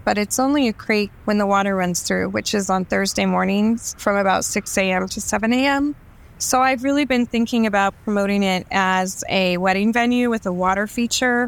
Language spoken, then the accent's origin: English; Florida, United States; Growing up in Florida, where water sports were like a huge thing